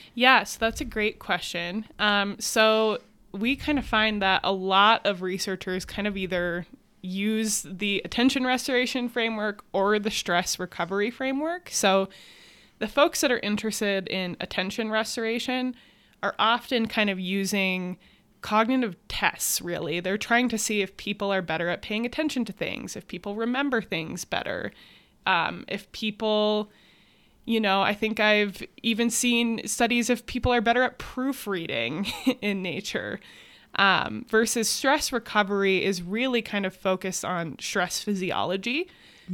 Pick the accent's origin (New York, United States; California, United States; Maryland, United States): New York, United States; Adirondack Mountains of; I grew up in the Adirondack Mountains of New York